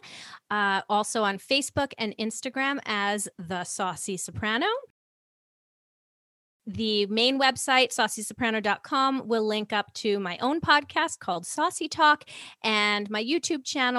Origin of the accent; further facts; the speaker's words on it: New York City, New York, United States; now in Vernon, Canada; I grew up in New York City